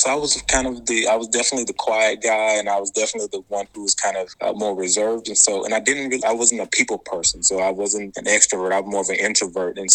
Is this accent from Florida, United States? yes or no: no; Atlanta, Georgia, United States; moved away as an adult; also born or lived in Boston; So I'm originally from Atlanta, Georgia, or ATL as we call it. Um, and I was there until uh, I left for medical school.